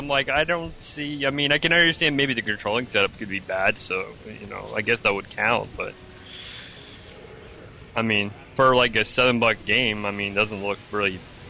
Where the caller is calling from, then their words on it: Melbourne, Victoria, Australia; It is … calling from Melbourne.